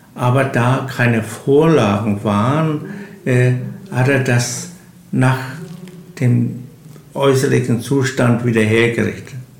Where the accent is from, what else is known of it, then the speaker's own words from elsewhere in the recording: Malliß, Mecklenburg-Vorpommern, Germany; ich bin gebürtiger Mallis, also Urkern Mallis, wie so, ein Baum gewachsen, Mallisser